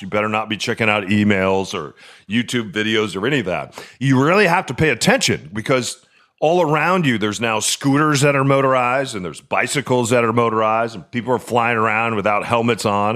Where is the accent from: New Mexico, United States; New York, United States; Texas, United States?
New Mexico, United States; now in Seattle, United States; grew up in New Mexico.